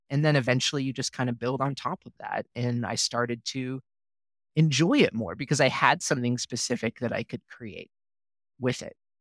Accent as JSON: {"language": "English", "region": "Oregon", "country": "United States", "also_born_or_lived": "Minnesota / Texas", "moved": "as an adult", "said": "I'm from Oregon originally, did my undergrad at the University of Oregon"}